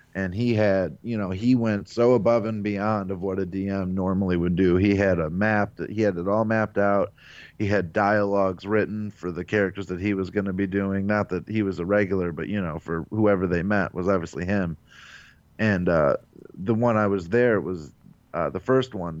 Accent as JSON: {"language": "English", "town": "Avon Lake", "region": "Ohio", "country": "United States", "said": "I'm from Avon Lake, Ohio, which is in the Cleveland area"}